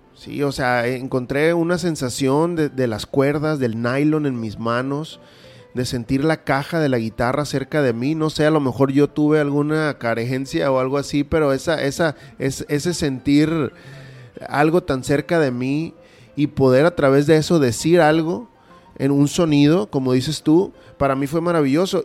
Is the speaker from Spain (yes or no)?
no; Culiacán, Sinaloa, Mexico; soy un oriundo de Culiacán